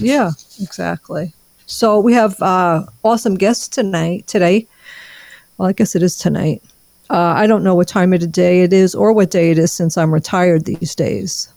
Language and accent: English; New York, United States; I have Sicilian blood, and I'm from New York.